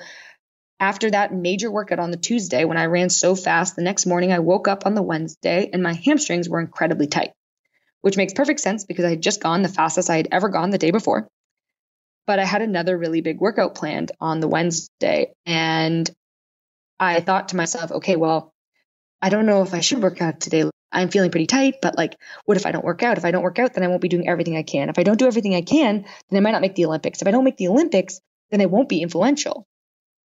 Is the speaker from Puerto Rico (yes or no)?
no; Canada; I'm Canadian